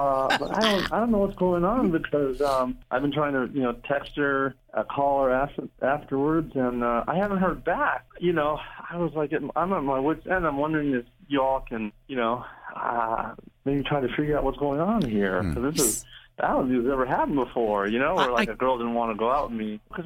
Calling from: Springfield, United States; I'm in Springfield. I work at the Fairfield Mall.

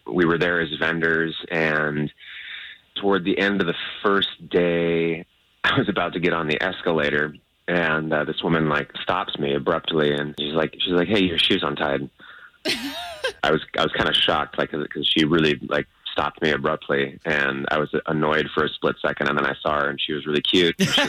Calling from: Winter Garden, Florida, United States; Hey, guys, I'm from Winter Garden.

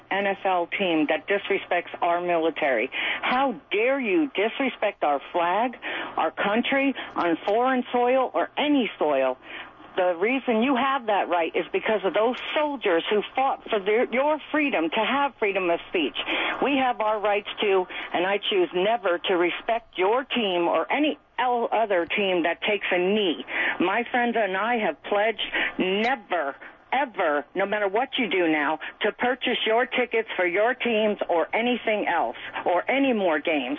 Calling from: Jacksonville, Florida, United States

